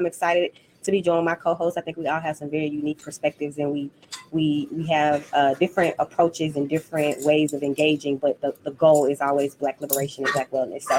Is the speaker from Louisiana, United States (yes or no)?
yes; Louisiana, United States; also born or lived in Houston; I lived in Houston. I feel like Houston is my second home. I'm from Northern Louisiana, about 2 hours outside of Shreveport.